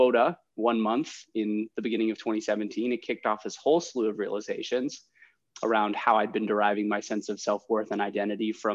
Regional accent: Ohio, United States; also born or lived in San Francisco; now in Chicago, United States; I'm from Ohio originally.

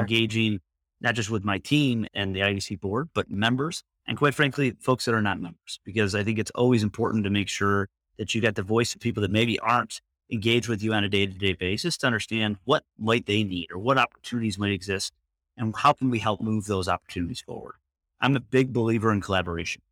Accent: Michigan, United States; moved away as an adult; now in Washington, D.C. area, United States; I grew up in Michigan. I spent most of my life in Michigan and moved out to the D C area

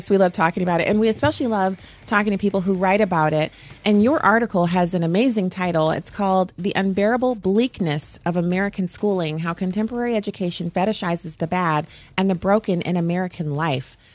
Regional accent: Germany; I knew growing up in Germany that we were in a Cold War

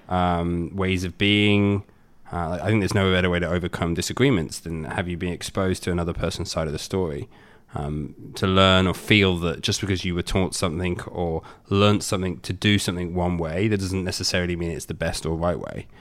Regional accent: England, United Kingdom; moved away as an adult; also born or lived in Australia; now in United States; I lived in England up until the age of twenty-two. Then I was in Australia mainly for best part of four or five years, and then since then, yeah, been here.

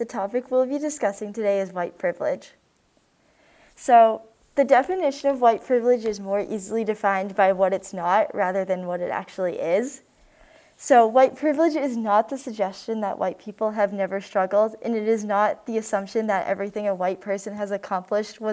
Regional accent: Massachusetts, United States; also born or lived in Florida; moved to Massachusetts. Both of my parents are from Massachusetts, and they grew up in middle-class towns, and so do I.

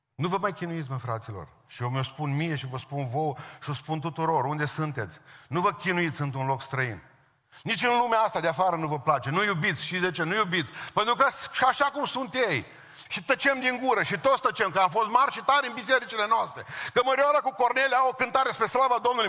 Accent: Romania; în țară la noi

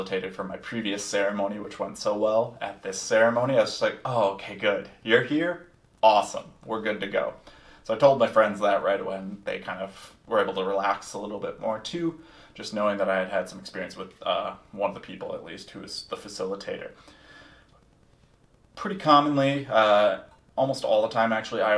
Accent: Minneapolis, Minnesota, United States; my hometown of Minneapolis

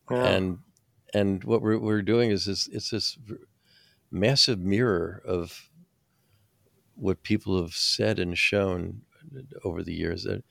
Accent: New Jersey, United States; I'm from New Jersey

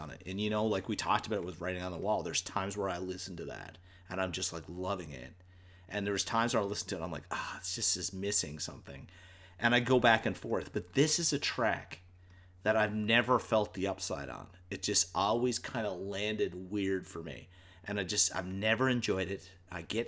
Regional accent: Newfoundland and Labrador, Canada; we're from Newfoundland

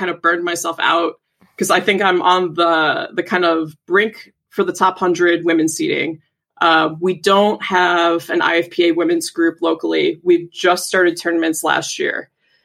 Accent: Pittsburgh, Pennsylvania, United States; moved away; I'm actually from Pittsburgh originally

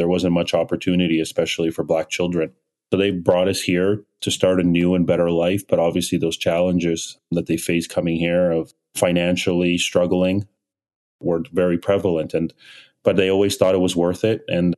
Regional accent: Nigeria; born there; Had my brother in Kiev in 83 and then ended up moving back to Nigeria where I was born in 89.

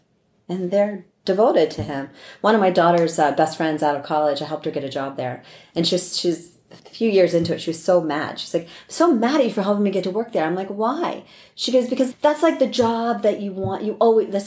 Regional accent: East Coast, United States; moved away; I'm from the East Coast

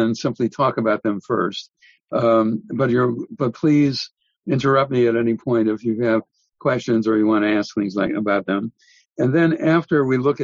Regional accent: Milwaukee, Wisconsin, United States; I grew up in Milwaukee

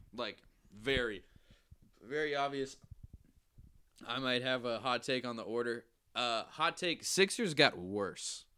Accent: outside of Boston, Massachusetts, United States; now in Nashville, United States; I'm originally from, uh, outside of Boston, but I live in Nashville

